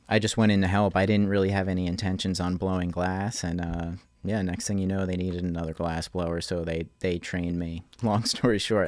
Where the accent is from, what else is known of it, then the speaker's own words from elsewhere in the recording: Manahawkin, New Jersey, United States; moved away as an adult; now in Asbury Park, United States; I'm, I'm originally from Manahawkin